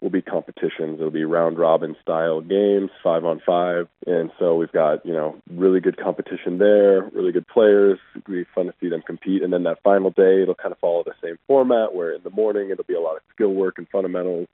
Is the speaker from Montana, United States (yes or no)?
yes; Great Falls, Montana, United States; growing up in Montana